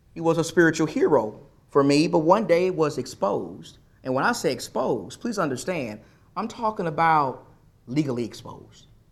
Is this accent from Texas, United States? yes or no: yes; East Texas, United States; when I was a young boy, growing up around the Lord's people in East Texas